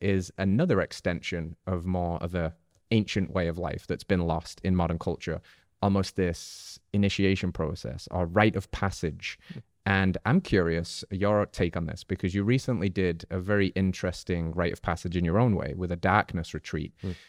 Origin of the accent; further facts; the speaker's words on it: England, United Kingdom; I'm English.